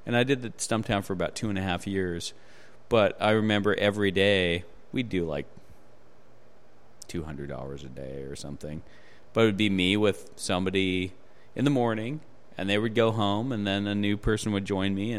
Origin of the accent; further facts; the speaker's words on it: Juneau, Alaska, United States; moved away; I'm from Alaska originally